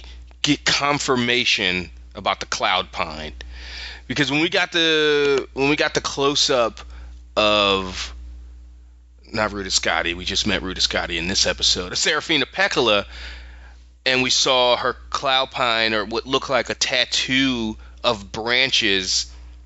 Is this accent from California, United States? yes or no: no; Philadelphia, Pennsylvania, United States; moved away; I'm from Philadelphia originally